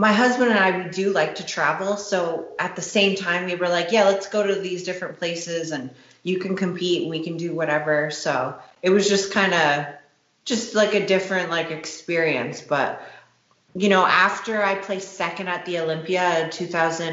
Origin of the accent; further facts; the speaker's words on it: Toronto, Ontario, Canada; the Toronto Pro Show as well, because that's like my hometown